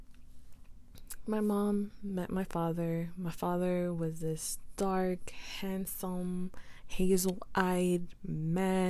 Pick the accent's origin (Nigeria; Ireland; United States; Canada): United States; New York City, New York; I say Queens, New York, I say my mom is Guatemalan and my dad is Puerto Rican